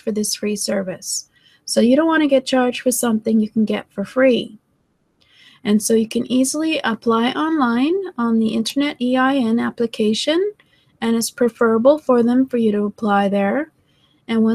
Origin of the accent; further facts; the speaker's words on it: Canada; I'm from Canada